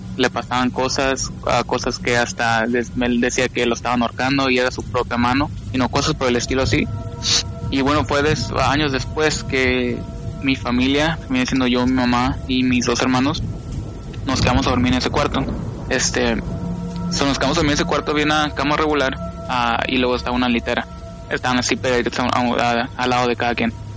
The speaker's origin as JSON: {"language": "Spanish", "region": "California", "country": "United States", "tie": "born or raised there", "moved": "yes", "lives_now": "Las Vegas, United States", "said": "cuando yo nací, yo nací en California"}